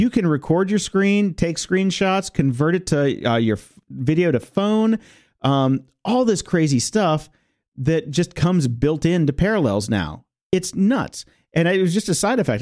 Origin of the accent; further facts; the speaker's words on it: Chicago, Illinois, United States; moved away; I was from Chicago, and we had Da Bears